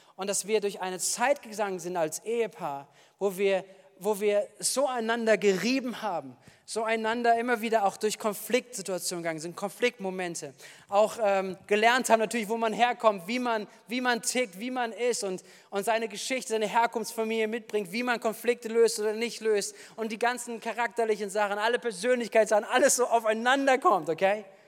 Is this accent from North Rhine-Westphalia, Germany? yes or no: yes; Wuppertal, North Rhine-Westphalia, Germany; now in Bad Kreuznach, Germany; ich komme aus Wuppertal